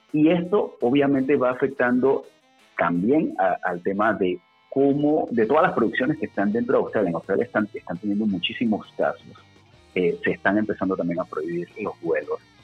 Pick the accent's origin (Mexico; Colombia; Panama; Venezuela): Panama; en nuestro país, en Panamá